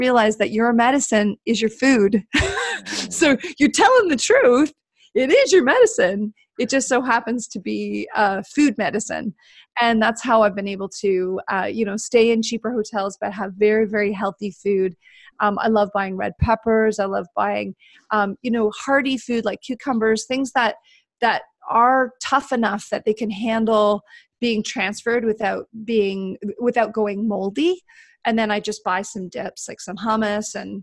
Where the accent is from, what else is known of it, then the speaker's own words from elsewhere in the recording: Canada; being Canadian